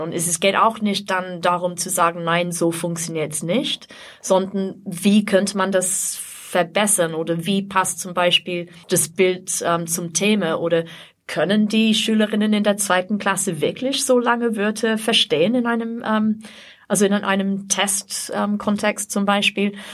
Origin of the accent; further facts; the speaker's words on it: England, United Kingdom; German is a second language; moved away as an adult; now in Austria; also ich komme aus Großbritannien, aus mhm. England, aber ich wohne schon seit über 30 Jahren in Österreich insgesamt.